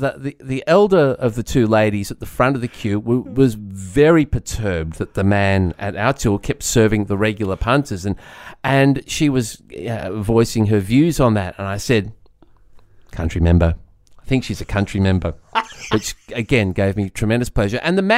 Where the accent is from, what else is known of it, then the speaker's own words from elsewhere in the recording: Sydney, New South Wales, Australia; I was going to stop on the way home. I'm from Sydney.